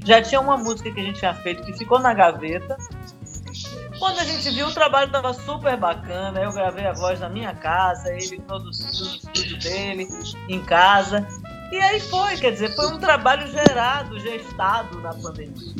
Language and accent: Portuguese; Salvador, Bahia, Brazil; moved away as an adult; also born or lived in São Paulo / Rio de Janeiro; saí de Salvador, fui fazer faculdade de música em São Paulo